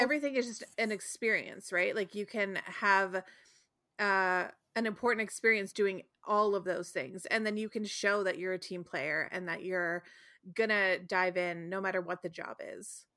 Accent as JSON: {"language": "English", "region": "Ontario", "country": "Canada", "tie": "born or raised there", "said": "I was raised in Ontario"}